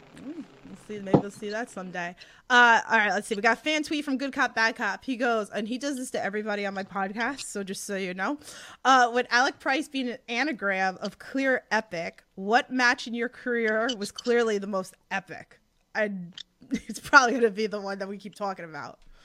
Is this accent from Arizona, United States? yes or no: no; New York City, New York, United States; accent: thick Queens; my accent, like that thick Queens accent